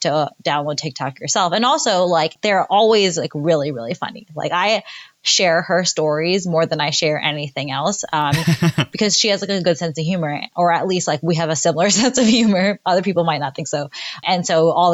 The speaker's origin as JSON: {"language": "English", "region": "New York", "country": "United States", "moved": "as an adult", "said": "I'm from New York and I, you know, spent most of my life there"}